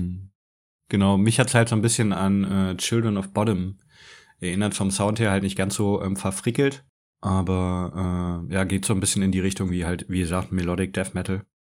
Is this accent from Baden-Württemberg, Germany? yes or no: yes; Stuttgart, Baden-Württemberg, Germany; als Stuttgarter